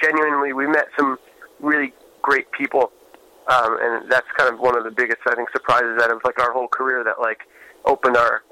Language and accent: English; New York, United States; growing up in New York, you don't really get the hospitality